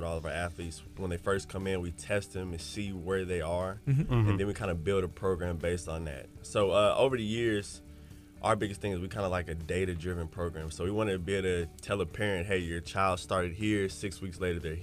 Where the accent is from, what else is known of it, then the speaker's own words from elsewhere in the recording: Pasadena, California, United States; moved away; I was born in Pasadena